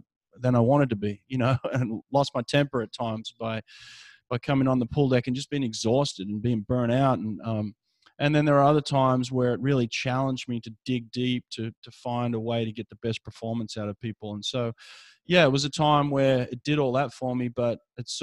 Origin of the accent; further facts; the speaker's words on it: Sydney, New South Wales, Australia; now in Alabama, United States; growing up in Sydney